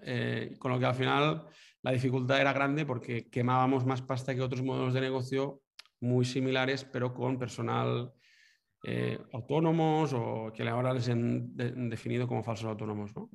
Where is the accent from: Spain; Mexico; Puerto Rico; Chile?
Spain; Manresa, Catalonia; now in Girona, Spain; soy nacido en Manresa, eh, un pueblo de, Cataluña, y, nada, vivo ahora en Girona